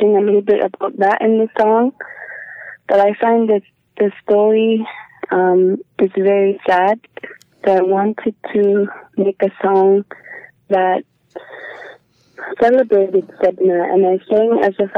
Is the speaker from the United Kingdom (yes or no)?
no; Igloolik, Nunavut, Canada; I was born in Iglulik and I am from Senekiluk, Nunavut